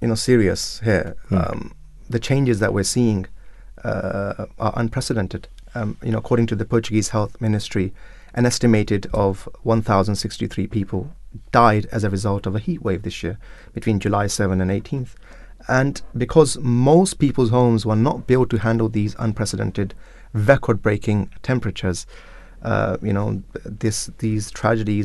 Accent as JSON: {"language": "English", "country": "Pakistan", "said": "I'm from Pakistan."}